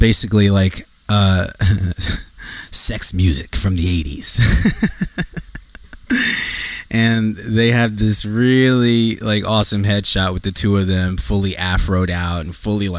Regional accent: Newark, New Jersey, United States; I am from Newark, New Jersey

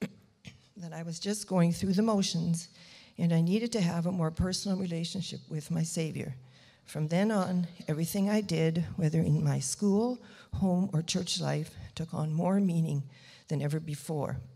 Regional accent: Brandon, Manitoba, Canada; moved away as an adult; also born or lived in Winnipeg / Moosehorn; now in Steinbach, Canada; my hometown of Brandon

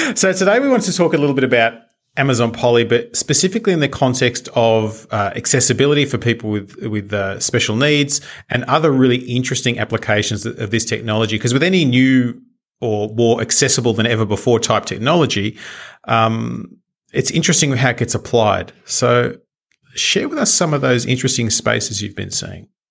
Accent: Australia; being Australian, we do have our own pronunciation of different things

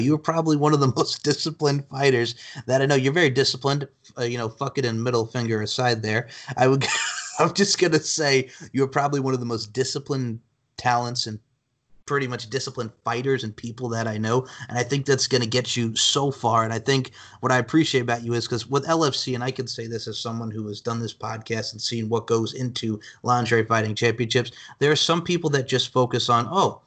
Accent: Long Island, New York, United States; now in South Carolina, United States; growing up on Long Island

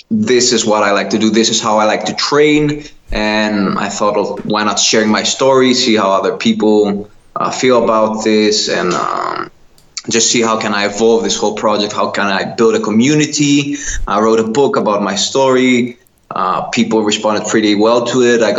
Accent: Kastoria, Western Macedonia, Greece; English is a second language; moved away as an adult; also born or lived in Netherlands; I moved back to my hometown in Greece. I live in northern Greece, really small town, a really beautiful town, Kastoria

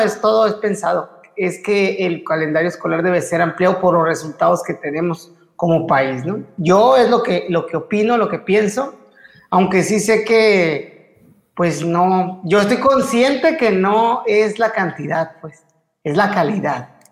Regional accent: Mexico; como, como mexicanos

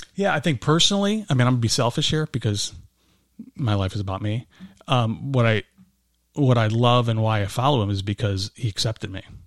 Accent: Berwyn, Illinois, United States; I grew up in, uh, Berwyn, Illinois, so not too far from here

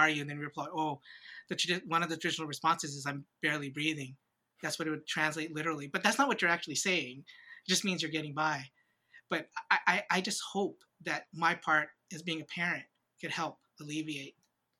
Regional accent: Hawaii, United States; moved away; also born or lived in San Diego; when I was a kid, I grew up in Hawaii

